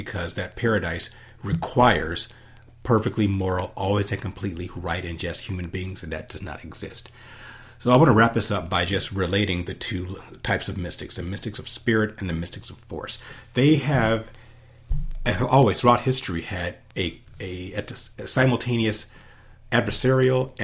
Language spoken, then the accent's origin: English; United States; as an American